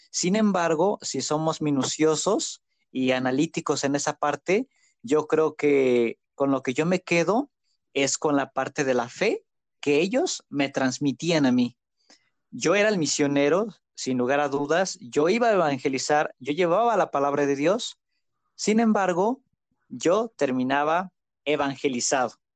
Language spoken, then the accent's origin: Spanish; Zacatlán, Puebla, Mexico; Soy originario de Zacatlán de las Manzanas, Puebla.